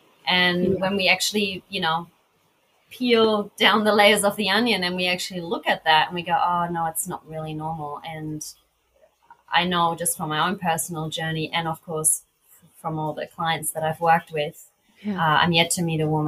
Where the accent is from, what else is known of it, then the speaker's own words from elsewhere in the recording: Australia; accent: Australian; now in Portugal; And now I'm so aware of my accent because it really stands out, you know, because there aren't many Australians.